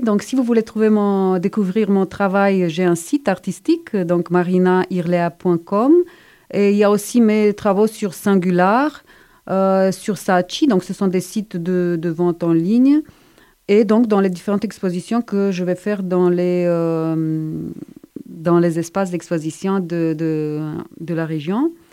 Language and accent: French; Bucharest, Romania; moved away as an adult; also born or lived in Strasbourg, France / Montpellier, France; now in Montpellier area, France; Je viens de Bucarest en Roumanie